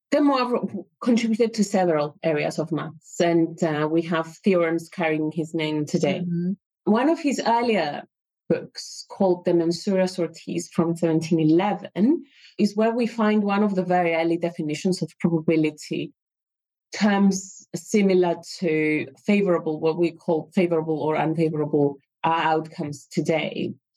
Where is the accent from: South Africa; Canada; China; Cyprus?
Cyprus; moved away as an adult; I lived mm, uh, yeah. quite old in Cyprus and, and then moved here.